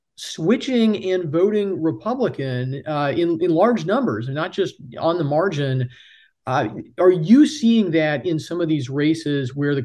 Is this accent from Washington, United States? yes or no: yes; Washington, United States; moved away; I'm originally from Washington State